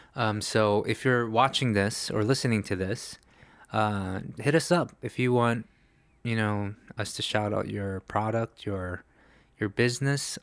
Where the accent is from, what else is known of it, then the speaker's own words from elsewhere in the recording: New York City, New York, United States; also born or lived in Los Angeles; now in Korea; growing up in New York City